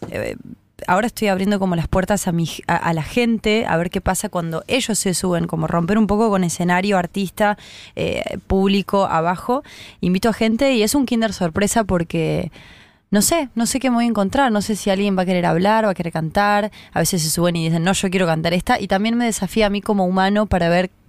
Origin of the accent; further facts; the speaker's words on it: Córdoba, Argentina; y vinimos desde Córdoba, y es como mi pandilla, parte de mi pandilla.